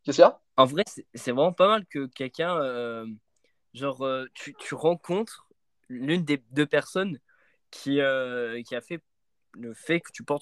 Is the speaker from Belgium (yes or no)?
no; Hauts-de-France, France; Bah, à l'époque où je, enfin quand j'étais petit, j'habitais en Picardie. Donc ça devait être, ça devait être peut-être là, j'espère.